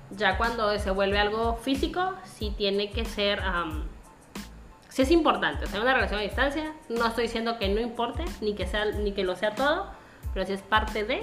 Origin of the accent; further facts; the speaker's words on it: Tabasco, Mexico; moved away; somos tabasqueños. Y pues hablamos así.